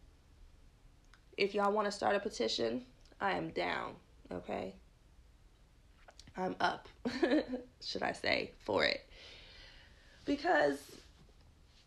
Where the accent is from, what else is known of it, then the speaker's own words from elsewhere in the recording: United States; I'm just an American because this is where I was born